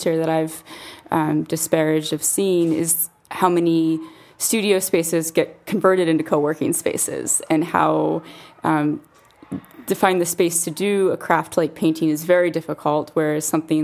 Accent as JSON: {"language": "English", "country": "United States", "also_born_or_lived": "San Francisco", "moved": "as an adult", "lives_now": "London, United Kingdom", "said": "I'm American"}